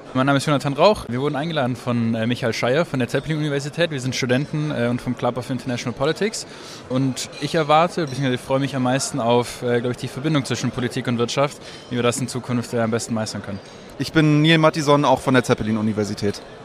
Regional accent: Ravensburg, Baden-Württemberg, Germany; ich bin aus Ravensburg

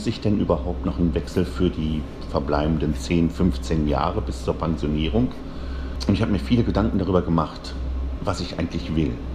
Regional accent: Bochum, North Rhine-Westphalia, Germany; also born or lived in Essen; aufgewachsen bin ich eigentlich in Bochum, also zur Schule gegangen

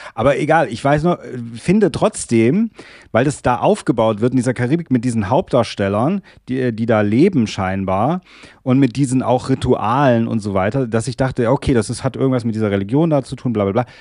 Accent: Germany; also born or lived in Darmstadt; bei uns in Deutschland

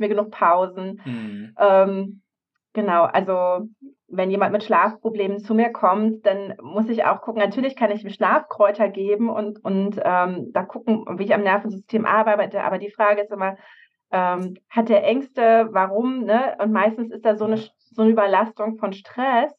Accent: Havelland, Brandenburg, Germany; moved away as an adult; also born or lived in Berlin; bin ich im Havelland aufgewachsen bei Berlin

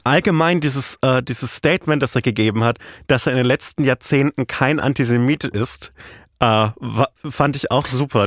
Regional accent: Franconia, northern Bavaria, Germany; Ich bin halt aus Franken, aus Nordbayern.

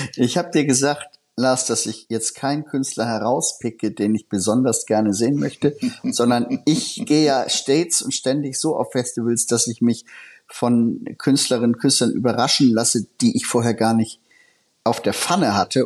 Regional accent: Hamburg, Germany; mir als Hamburger

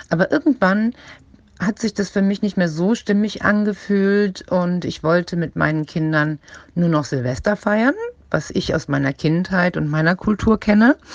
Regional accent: Turkey; ich bin Türkin

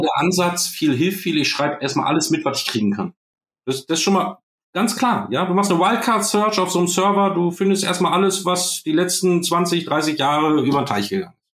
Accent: Germany; wir sitzen da als Deutsche

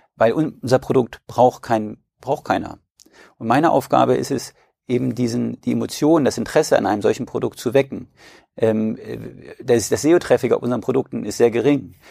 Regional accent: Braunschweig, Lower Saxony, Germany; ich komme aus Braunschweig und führe in vierter Generation den größten Versandhändler für Edelmetallprodukte der Welt.

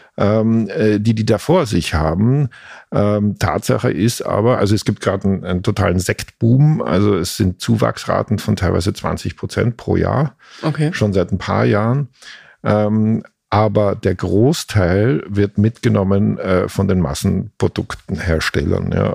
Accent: Velden am Wörthersee, Carinthia, Austria; moved away as an adult; also born or lived in Klagenfurt; now in Berlin, Germany; Gebürtig aus Kärnten, das ist das südlichste österreichische Bundesland, mhm. das an Italien und an Slowenien grenzt

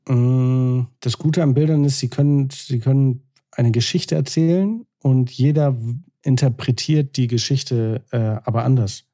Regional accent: Hamburg, Germany

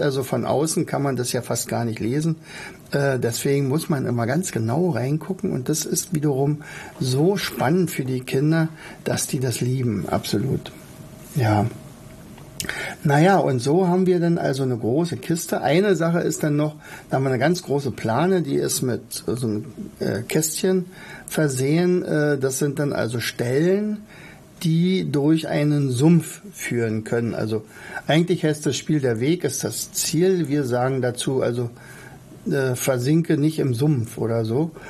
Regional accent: Oderberg, Brandenburg, Germany; ich komme ja aus Oderberg, ich bin ja ein Ur-Oderberger, also ein in Oderbeck geboren.

